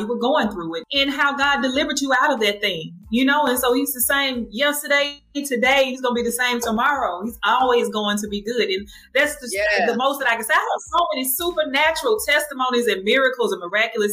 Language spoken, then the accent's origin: English; Jackson, Mississippi, United States; I am from Jackson, Mississippi